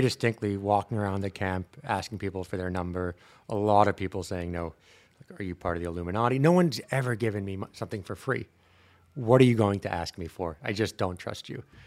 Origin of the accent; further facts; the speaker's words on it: Long Island, New York, United States; also born or lived in Brooklyn; I grew up in the States. I was born in Brooklyn, grew up in Long Island